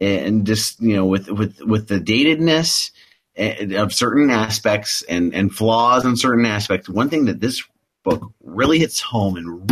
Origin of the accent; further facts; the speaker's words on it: the Ozarks, Midwest, United States; I'm from the Midwest, and I'm an Ozark boy